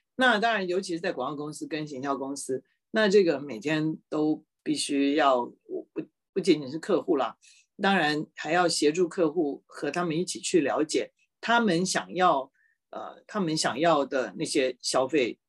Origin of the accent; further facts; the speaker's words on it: Taipei, Taiwan; moved away as an adult; 我在台北出生的